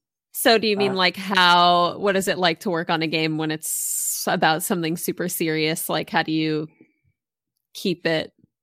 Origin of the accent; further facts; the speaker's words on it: Massachusetts, United States; now in Maryland, United States; I actually grew up on the East Coast. So old school East Coaster. I grew up in Massachusetts, but I live in Maryland now.